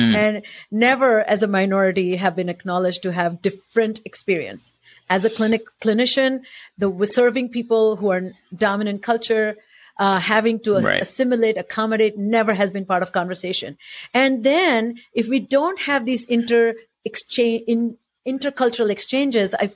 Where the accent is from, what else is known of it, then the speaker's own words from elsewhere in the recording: India; moved away; I'm Indian